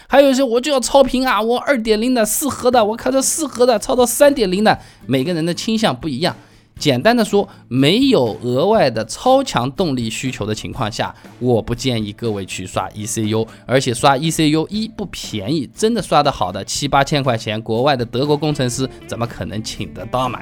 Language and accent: Chinese; Hangzhou, Zhejiang, China; accent: Hangzhou dialect; 按照我们杭州话说起来